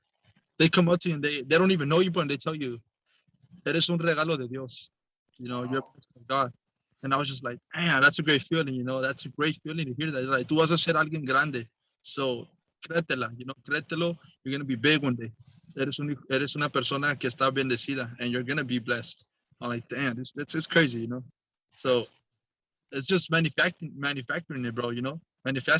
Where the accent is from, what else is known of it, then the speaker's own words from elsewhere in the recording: Orange County, California, United States; we're actually from Orange County